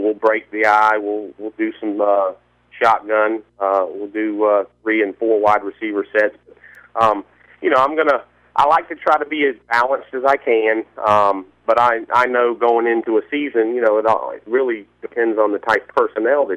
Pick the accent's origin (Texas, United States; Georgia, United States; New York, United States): Georgia, United States; Valdosta; I'm originally from Valdosta